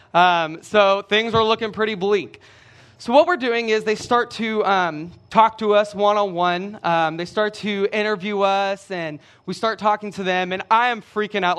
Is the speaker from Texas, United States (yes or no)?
yes; Brenham, Texas, United States; I'm from Brenham. Brenham is about forty-five minutes down the road